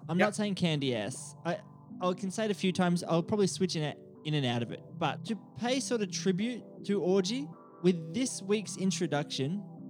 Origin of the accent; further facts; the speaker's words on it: Australia; accent: Australian; I'm sorry for my Australian accent.